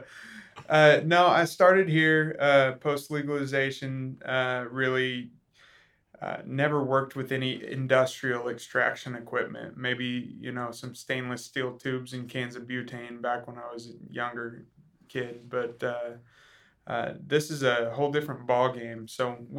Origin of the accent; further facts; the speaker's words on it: Tuttle, Oklahoma, United States; we're just southwest of Oklahoma City in a little town called Tuttle. I grew up there